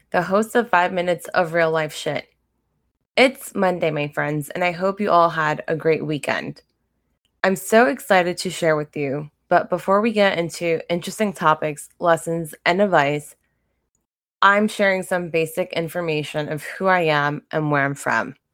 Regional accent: Brentwood, New York, United States; accent: Long Island; I'm a first gen Latina born and raised on Long Island. I don't have a Long Island accent except for when I say Long Island.

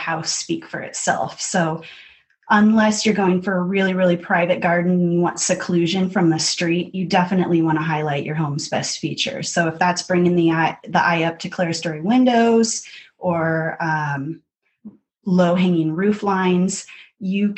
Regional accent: Seattle, Washington, United States; also born or lived in Olympia, Washington; I grew up in the Seattle area, in the foothills, out by Issaquah and Maple Valley

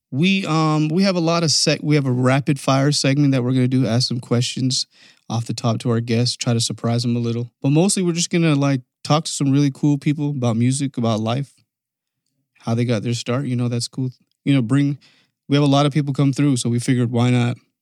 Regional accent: Canada; moved away; I'm from Canada

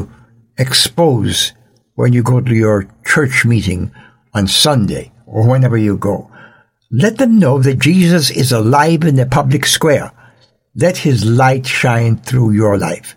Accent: Jamaica; In Jamaica, where I was born and raised

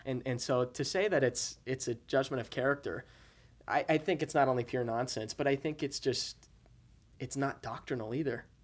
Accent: Utah, United States; I'm from Utah

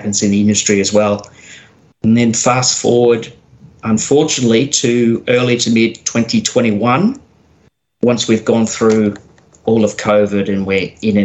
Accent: Geelong, Victoria, Australia; I was born and raised in Geelong

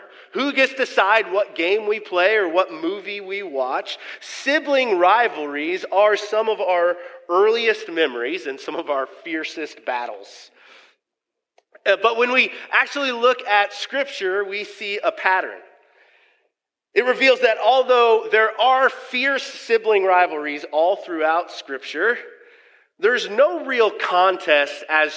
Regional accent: Kansas City, Missouri, United States; moved away as an adult; now in Council Bluffs, United States; my hometown, where I'm actually from, grew up the first 30 years of my life, is good old Kansas City, Missouri

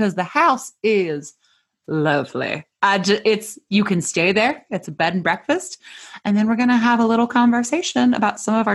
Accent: Michigan, United States; moved away; I'm from Michigan originally

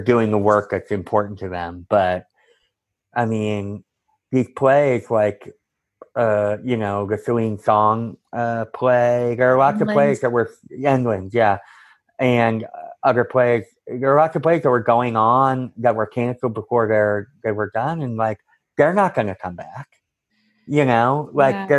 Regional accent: Cambridge, Massachusetts, United States; moved away as an adult; also born or lived in Santa Cruz, California / Chicago; I'm from Cambridge, Massachusetts, originally

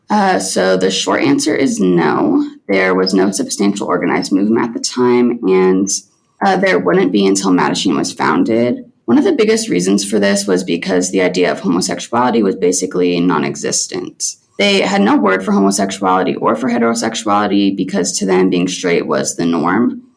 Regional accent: Salina, Kansas, United States; I'm originally from Salina, Kansas.

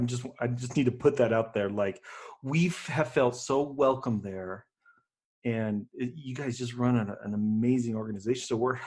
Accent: Denver, Colorado, United States; also born or lived in Littleton, Colorado; I grew up in Denver.

